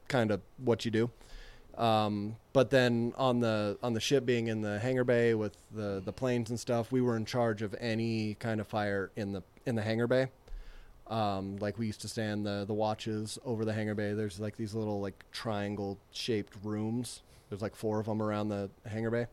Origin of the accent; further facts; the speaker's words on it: Utah, United States; I'm from Utah, so it made me think of home